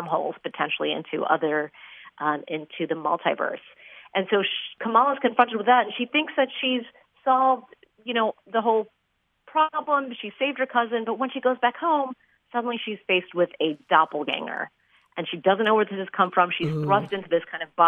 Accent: Chicago, Illinois, United States; my hometown

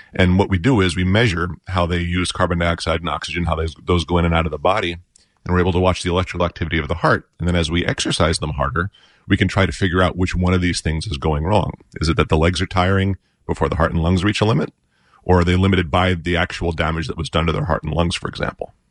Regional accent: New York, United States; now in Park Ridge, United States; I was a volunteer firefighter in my hometown of New York

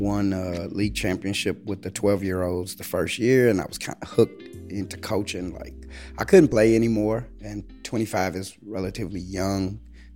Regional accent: Chicago, Illinois, United States; from the South Side, from South Shore. I grew up in the late 80s, early 90s

